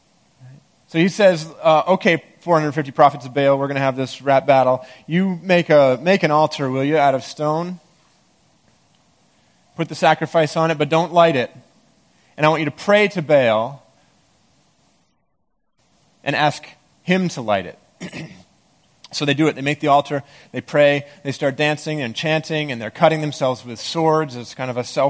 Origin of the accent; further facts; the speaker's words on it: Maine, United States; moved away; I grew up in Maine, and there's a lot of black bears there